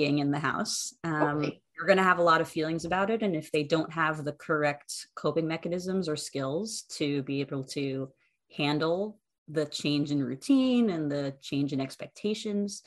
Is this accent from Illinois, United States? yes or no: no; right outside DC, Maryland, United States; I grew up in Maryland, right outside DC.